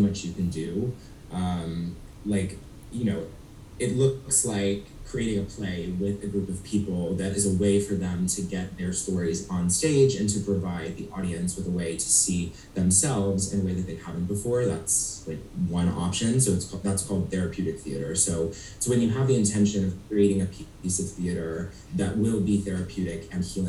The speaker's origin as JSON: {"language": "English", "town": "Cleveland", "region": "Ohio", "country": "United States", "also_born_or_lived": "Chicago", "moved": "yes", "lives_now": "New York City, United States", "said": "I'm from Cleveland, Ohio, so I consider myself a Midwest man, who's now in New York City"}